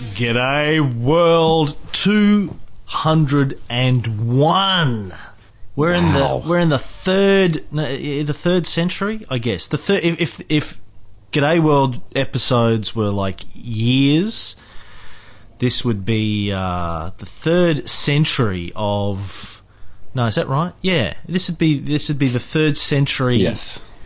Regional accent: country Queensland, Australia; I grew up in um, country Queensland

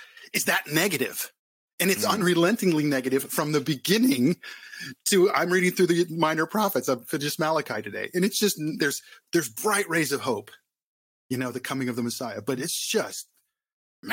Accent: Southern California, United States; moved away as an adult; also born or lived in Arizona / Philadelphia; I was born and raised in Southern California

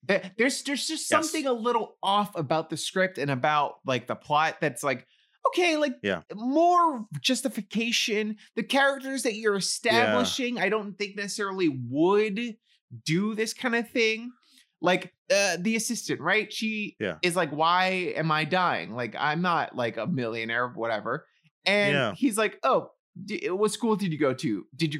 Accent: New York City, New York, United States; I grew up in the Bronx.

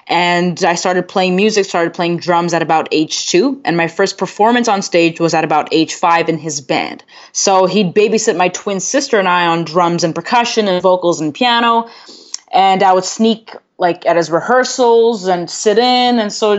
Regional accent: Toronto, Ontario, Canada; Yes. Born and raised.

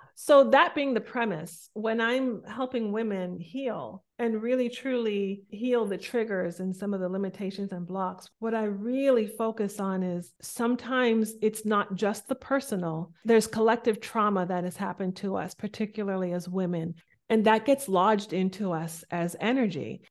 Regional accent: Boston, Massachusetts, United States; I'm from Boston. I was raised by very deeply cultural Jamaican parents who immigrated to Boston.

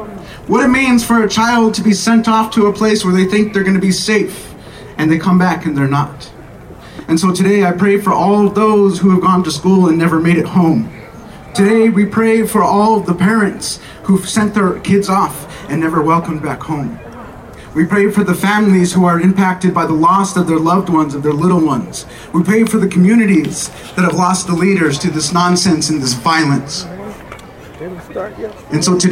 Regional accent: Albuquerque, New Mexico, United States; I am from here in Albuquerque, born and raised from a community called Los Duranes

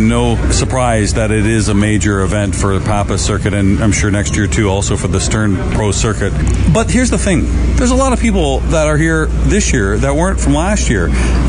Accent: Canada

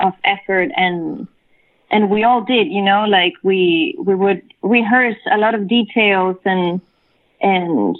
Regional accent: Chile; first language Spanish; English is a second language; now in New York, United States; coming from Chile, my native language is Spanish, right? And then moving to New York

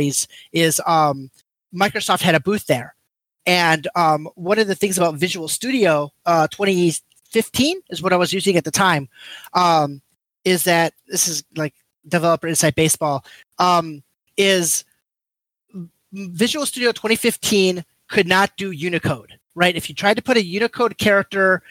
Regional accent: Japan; moved away; I grew up in Japan

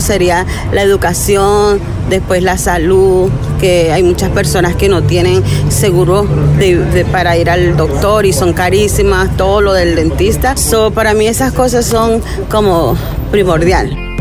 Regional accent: Venezuela; now in Las Vegas, United States; yo soy de Venezuela

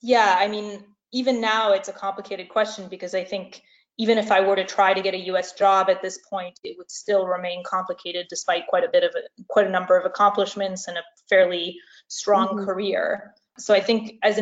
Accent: France; moved away as an adult; now in United States; I'm originally from France, so I regularly return to France over the summer

